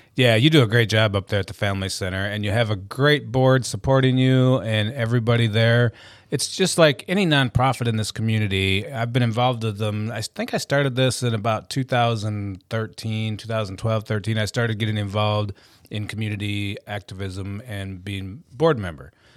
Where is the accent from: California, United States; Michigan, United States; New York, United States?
Michigan, United States; Carson City; moved away; I was born and raised in, uh, the big city of Carson City, Michigan